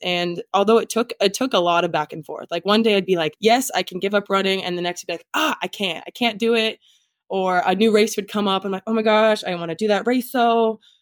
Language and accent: English; Nebraska, United States; moved away as an adult; now in Minnesota, United States; I'm originally from Nebraska